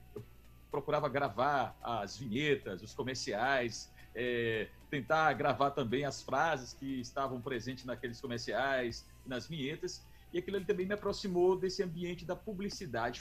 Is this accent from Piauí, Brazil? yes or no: yes; Teresina, Piauí, Brazil; moved away as an adult; now in São Luís, Brazil; Eu eu sou natural de Teresina